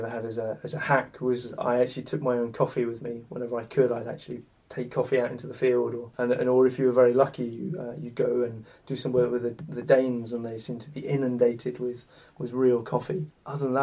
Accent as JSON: {"language": "English", "country": "United Kingdom", "said": "We're British"}